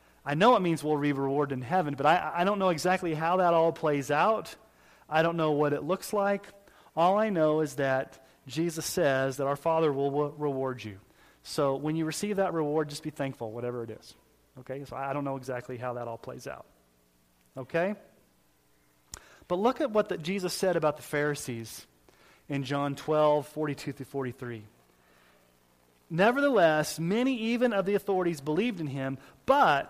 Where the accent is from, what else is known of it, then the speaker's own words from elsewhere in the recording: Texas, United States; when I was growing up in Southern Baptist Church in Texas